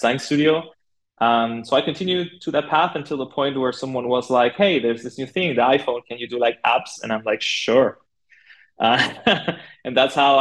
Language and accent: English; Buenos Aires, Argentina; moved away as an adult; now in Berlin, Germany; I'm originally from Buenos Aires, Argentina. That's where I studied graphic design